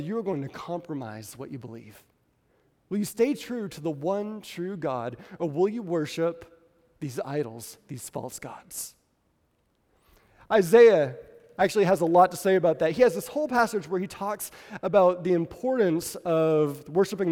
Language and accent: English; New England, United States; now in Southern United States; I'm from New England